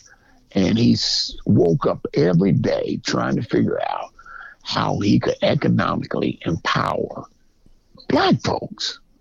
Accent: the North, United States; moved away as an adult; also born or lived in Georgia; I'm from the North

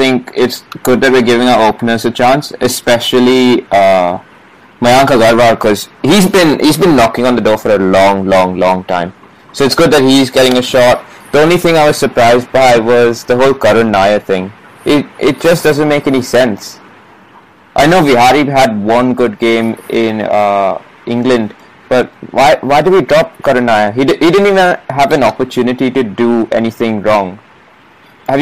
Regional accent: Mumbai, Maharashtra, India; my hometown's Bombay. I was born here

